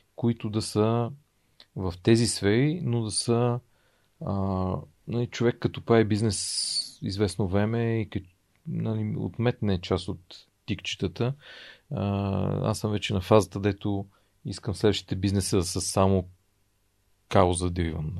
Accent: Bulgaria; за мен е като осъзнат българин и като човек, който му, аз и харесвам България

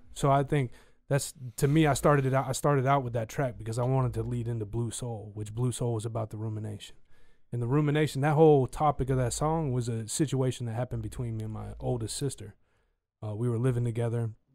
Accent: United States; being American

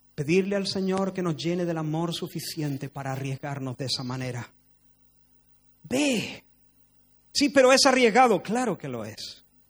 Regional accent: Spain; no soy español, porque de hecho he nacido en España

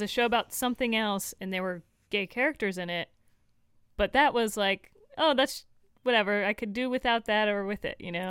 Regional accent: Florida, United States; I am from Florida

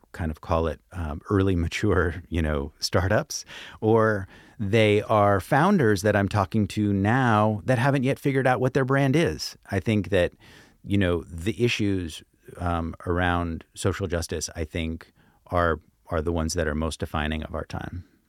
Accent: Brooklyn, New York, United States; my hometown, Brooklyn

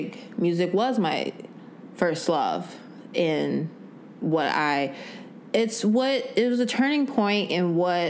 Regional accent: Evergreen Park, Illinois, United States; I am from Evergreen Park, Illinois, a little small suburb outside of Chicago.

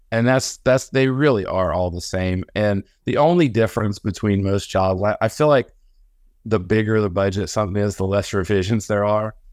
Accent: Illinois, United States; moved away as an adult; now in Augusta, Georgia, United States; I grew up in the Midwest on, like, farms, and so nobody had money where I'm from

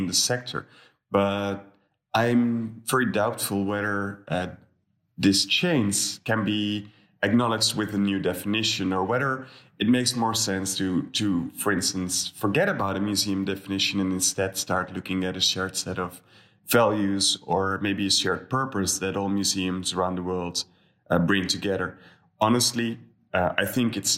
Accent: Netherlands; I'm from the Netherlands

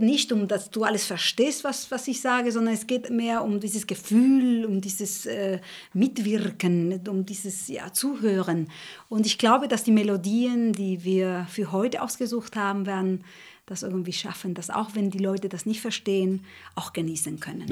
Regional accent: Uruguay; German is a second language; moved away; also born or lived in Spain; ich komme aus, aus Uruguay, ich bin in Uruguay geboren, ich bin in Spanien auch gewachsen

